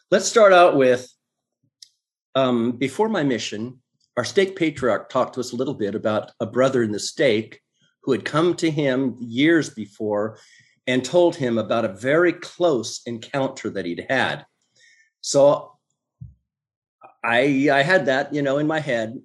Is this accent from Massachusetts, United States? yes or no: no; Oregon, United States; from Oregon originally